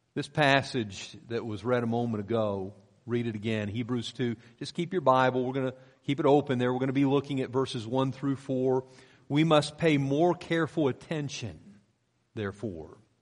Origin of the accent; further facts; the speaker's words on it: Pennsylvania, United States; moved away; I grew up in Pennsylvania